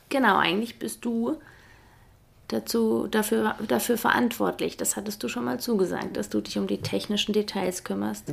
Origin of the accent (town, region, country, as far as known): Germany; moved away as an adult; also born or lived in Switzerland; now in Feldkirch, Austria